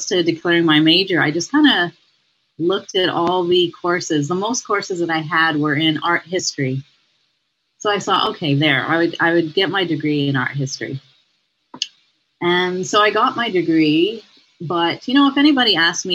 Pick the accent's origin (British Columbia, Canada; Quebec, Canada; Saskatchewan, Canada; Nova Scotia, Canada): Quebec, Canada; Montreal; now in Toronto, Canada; I grew up in Montreal